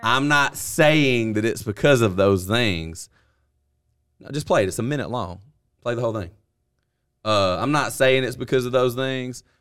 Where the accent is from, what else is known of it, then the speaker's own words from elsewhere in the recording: the South, United States; I'm from the South